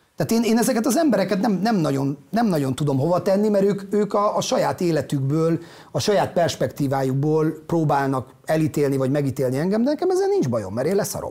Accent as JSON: {"language": "Hungarian", "town": "Ózd", "region": "Borsod-Abaúj-Zemplén", "country": "Hungary", "tie": "born or raised there", "moved": "as an adult", "said": "ott nőttem fel, ott voltam ebbe a munkanélküliségbe"}